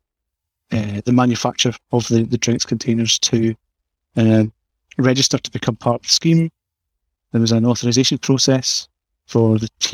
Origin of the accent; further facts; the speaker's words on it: Scotland, United Kingdom; accent: Scottish; I'm from Scotland, as you know, as you can tell by the accent